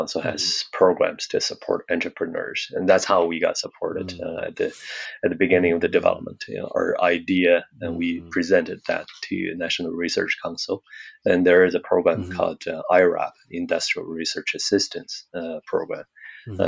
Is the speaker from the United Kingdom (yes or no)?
no; Daqing, Heilongjiang, China; English is a second language; moved away as an adult; now in Calgary, Canada; I was born in Daqing, oil and gas city, and growing up